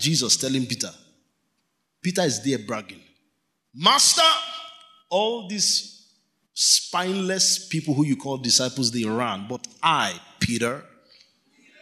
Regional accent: Kano, Kano State, Nigeria; We grew up in Kano together

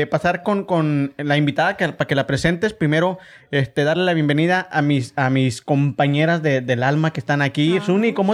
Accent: Chihuahua, Mexico; accent: chihuahuense

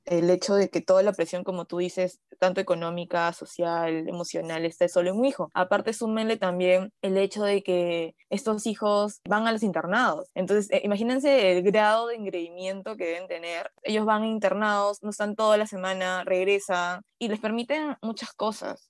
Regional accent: Peru; todos nacimos en Perú

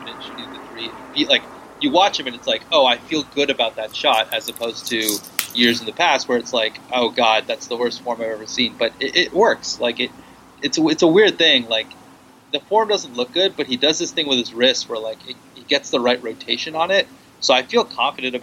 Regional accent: Corvallis, Oregon, United States; now in San Francisco, United States; I was born in Corvallis, which is in Oregon, which is the Pacific Northwest. So I am technically from there, and I still go back there to visit my dad

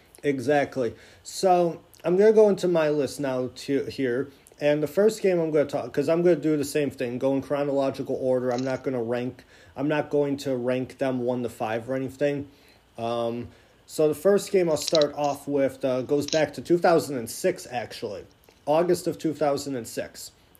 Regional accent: Niagara, New York, United States; my hometown Niagara University Purple Eagles.

